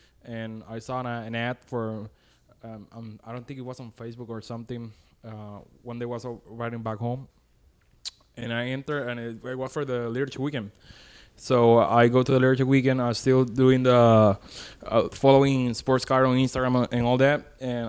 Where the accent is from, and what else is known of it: Caguas, Puerto Rico; born or raised there; moved away